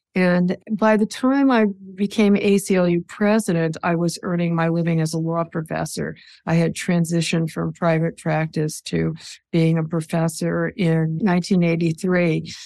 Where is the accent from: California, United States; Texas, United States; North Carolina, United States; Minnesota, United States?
Minnesota, United States; New Jersey; now in New York, United States; I was born in New Jersey outside of New York City